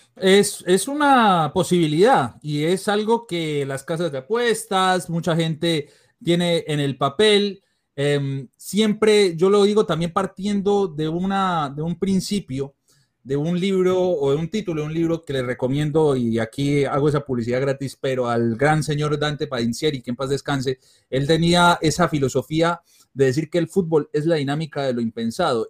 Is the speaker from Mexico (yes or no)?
no; Colombia; now in Panama; yo soy nacido en Colombia, ya llevo 17 años en Panamá.